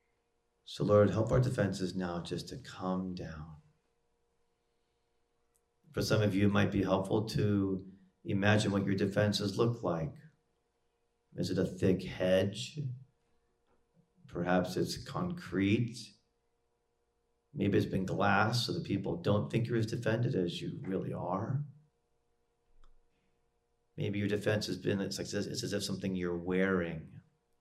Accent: United States; as an American

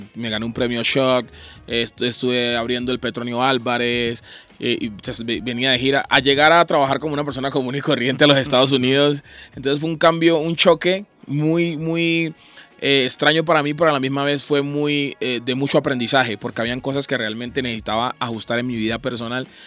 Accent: Buenaventura, Valle del Cauca, Colombia; moved away as an adult; also born or lived in Palmira, Colombia / Cali, Colombia; now in United States; yo soy de Buenaventura, nací en Buenaventura, pero musicalmente comencé en la ciudad de Palmira

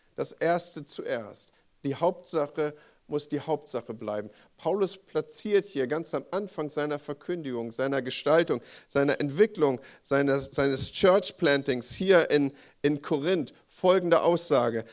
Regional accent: Northern Germany, Germany; als Norddeutscher, nordisch by nature

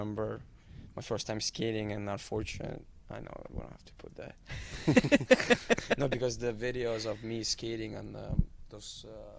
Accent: Milwaukee, Wisconsin, United States; born there; also born or lived in Germany / Switzerland / Italy / Moscow, Russia; I was born in Milwaukee, lived in Germany, Switzerland, Italy, then 10 years in Moscow, then played in minor midget in Chicago, and then in Canada

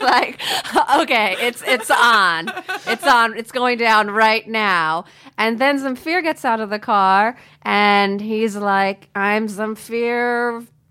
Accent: United States; growing up in America

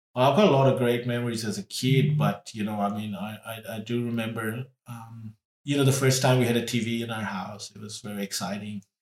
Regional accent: Trinidad & Tobago; also born or lived in India; when I was little, we moved from India to Trinidad in the West Indies

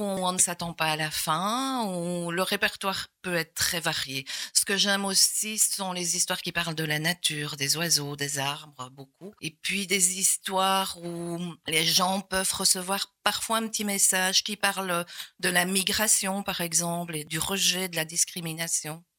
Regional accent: Gosselies, Wallonia, Belgium; moi je suis né à Gosselies, à l'ancienne maternité de Gosselies.

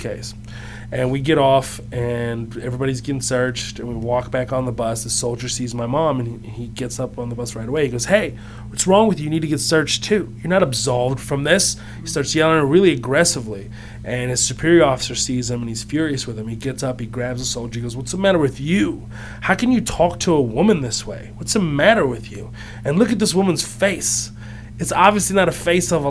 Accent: Houston, Texas, United States; also born or lived in Kuwait; we had to flee Kuwait, and we ended up in Houston, Texas

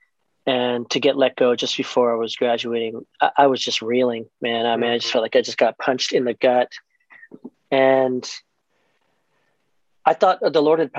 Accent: Maryland, United States; moved away as an adult; also born or lived in Chicago; I was born and raised in Maryland

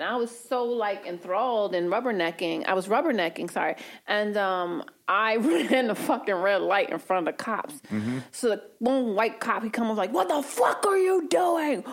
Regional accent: New York City, New York, United States; I grew up in Harlem with the 30th precinct

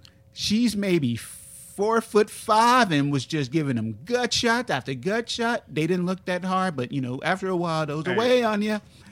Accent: United States

